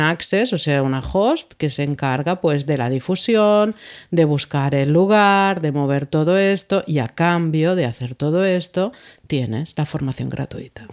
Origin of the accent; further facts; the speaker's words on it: Menorca, Balearic Islands, Spain; De Menorca